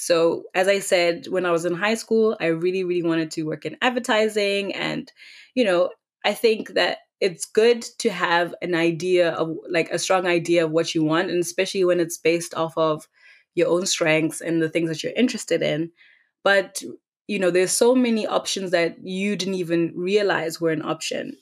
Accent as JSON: {"language": "English", "town": "Gaborone", "region": "South-East District", "country": "Botswana", "tie": "born or raised there", "also_born_or_lived": "Cape Town, South Africa", "moved": "yes", "said": "I was born and raised in Khaborone, Botswana."}